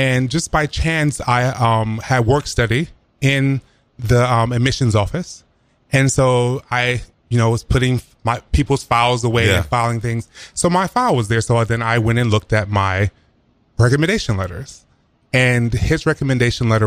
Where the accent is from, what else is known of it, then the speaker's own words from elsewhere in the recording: South Carolina, United States; moved away; I'm originally from South Carolina